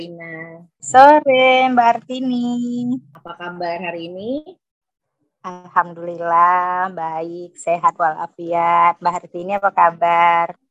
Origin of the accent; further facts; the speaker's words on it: Jambi, Indonesia; aku dari Jambi. Kebetulan saat ini aku koordinator Ikatan Perempuan Positif Jambi.